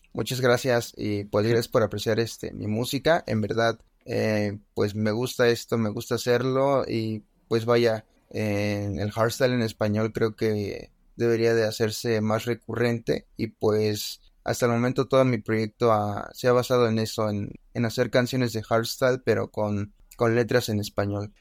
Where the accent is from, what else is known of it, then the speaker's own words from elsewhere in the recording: Mexico; Aquí en mi país